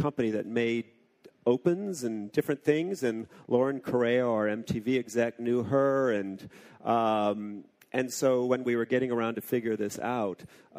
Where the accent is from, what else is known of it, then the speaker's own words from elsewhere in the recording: Syracuse, New York, United States; also born or lived in Gulfport, Mississippi / Oxford, England; But I was born in Gulfport, Mississippi, because my dad had his first job at a hospital there, and then we moved to Syracuse, and then we moved to Oxford, England, and then we moved back.